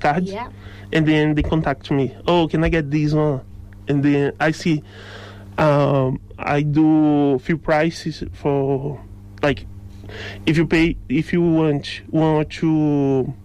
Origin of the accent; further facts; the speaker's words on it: Rio de Janeiro, Brazil; English is a second language; moved away as an adult; now in Roscommon, Ireland; I'm from Rio